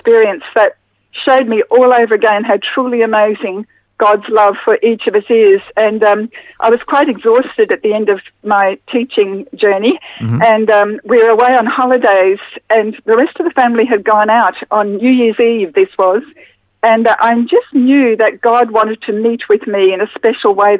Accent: Brisbane, Queensland, Australia; I grew up in Brisbane in the 50s and 60s

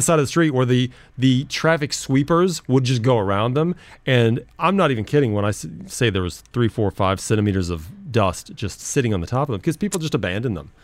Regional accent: United States; moved away; I'm American

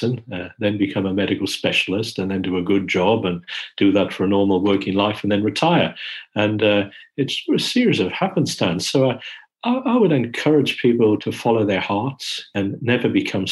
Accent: Australia; moved away as an adult; now in London, United Kingdom; moving back to Australia to run Monash was an easier move because we're Australian

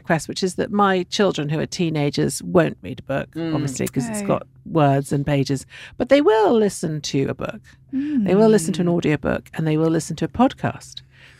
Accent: Turin, Piedmont, Italy; moved away; I went to school in Italy and I grew up in Italy and my parents live in Italy.

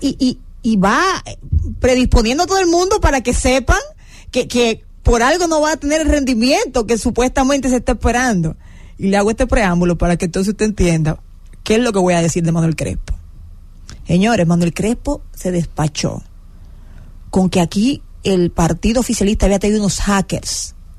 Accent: Dominican Republic; Soy muy dominicano

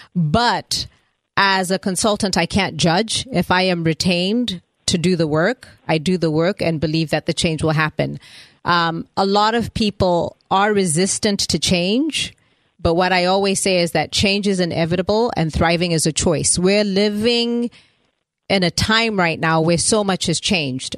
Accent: Zimbabwe; moved away as an adult; also born or lived in Atlanta, United States; now in United States; I was born in Zimbabwe, which is uh, the country that looks like a teapot on top of South Africa

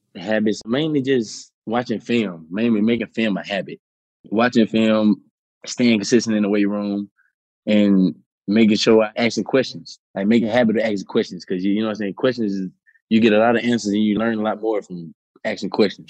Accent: New Orleans, Louisiana, United States; I'm from New Orleans

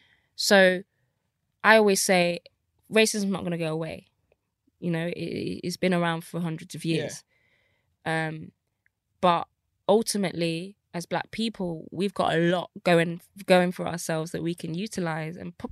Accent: Nigeria; So, you know, as a Nigerian, obviously it's like lawyer, doctor

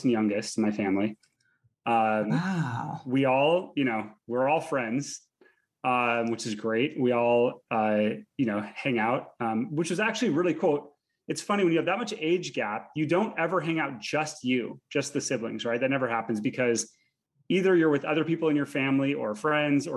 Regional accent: Seattle, Washington, United States; also born or lived in Chile; I grew up in Seattle

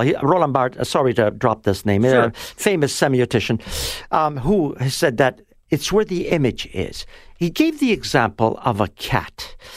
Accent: Toronto, Ontario, Canada; also born or lived in Italy; I was brought over after the war in 1948

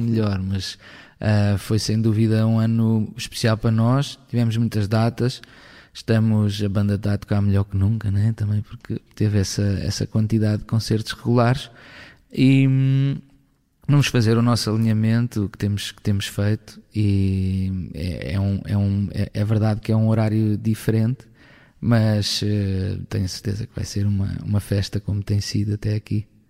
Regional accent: Coimbra, Centro, Portugal; venho de Coimbra

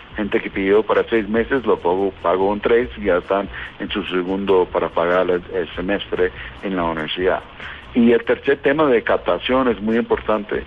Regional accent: United States; Spanish is a second language; now in Bogotá, Colombia; yo soy americano, norteamericano, pero casado con colombiana, así que todos los días más colombiano con base aquí en Bogotá

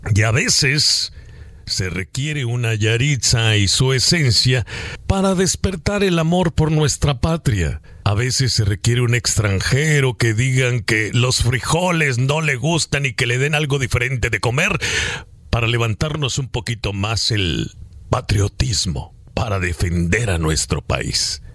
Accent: Mexico; los mexicanos somos aquellos que tienden la mano

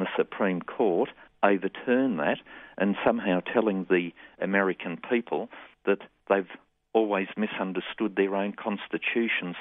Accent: Australia

